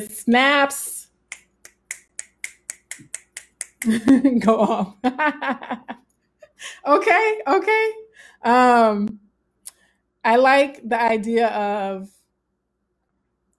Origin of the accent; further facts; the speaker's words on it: Southern, United States; accent: Southern; my Southern accent